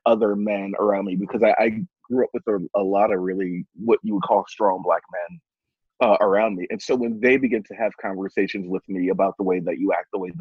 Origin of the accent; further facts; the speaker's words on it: Philadelphia, Pennsylvania, United States; I grew up in South Philadelphia, Pennsylvania